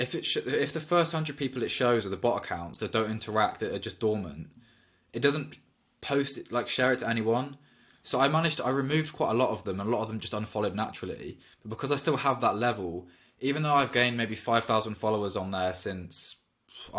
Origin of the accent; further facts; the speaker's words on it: Oxford, South East England, United Kingdom; I'm from Oxford